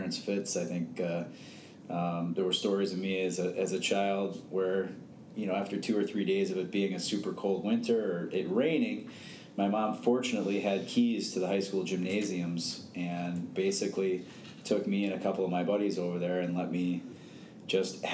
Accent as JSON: {"language": "English", "town": "Morton Grove", "region": "Illinois", "country": "United States", "tie": "born or raised there", "also_born_or_lived": "Park Ridge, Illinois", "said": "born and raised in Morton Grove, Illinois"}